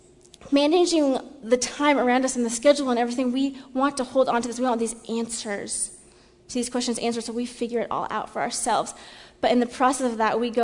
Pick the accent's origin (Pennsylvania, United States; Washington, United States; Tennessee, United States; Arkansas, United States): Washington, United States; Seattle; moved away as an adult; now in US South; I'm from Seattle